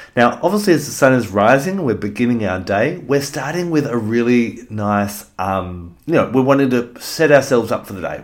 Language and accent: English; Australia; as an Australian